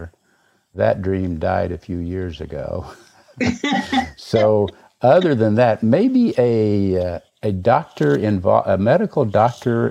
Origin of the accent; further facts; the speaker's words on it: Eureka Springs, Arkansas, United States; moved away; back home where I grew up in Northwest Arkansas